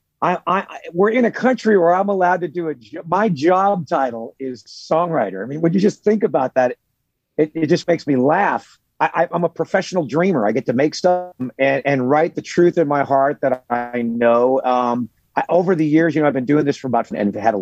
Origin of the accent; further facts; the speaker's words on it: Los Angeles, California, United States; also born or lived in Burbank, California; I grew up in Hollywood, California in the 70s